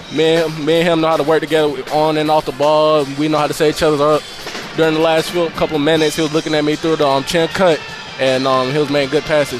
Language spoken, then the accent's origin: English; South Carolina, United States; moved away; Greenville, South Carolina, where my home state.